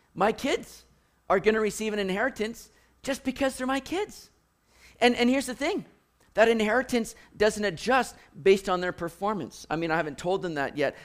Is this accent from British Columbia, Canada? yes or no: yes; Richmond, British Columbia, Canada; growing up in Richmond, going to Lansdowne Mall, hitting Lord Nelson Arcade